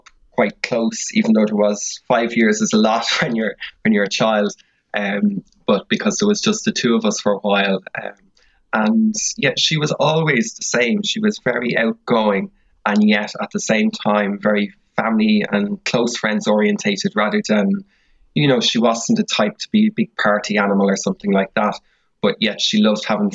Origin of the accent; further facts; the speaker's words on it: Dublin, Leinster, Ireland; moved away as an adult; now in Cork, Ireland; I'm from Dublin, currently living in Cork